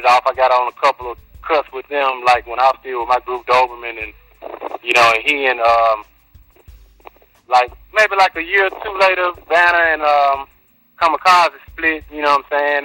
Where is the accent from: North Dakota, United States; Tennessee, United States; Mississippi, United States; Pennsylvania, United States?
Tennessee, United States; Memphis; I'm from East Memphis